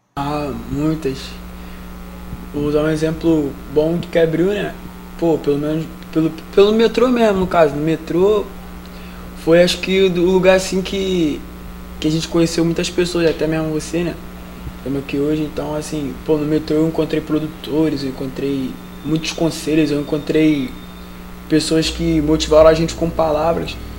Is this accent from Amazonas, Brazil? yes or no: no; Rio de Janeiro, Brazil; sou do Rio de Janeiro, Vila Militar, Magalhães Bastos.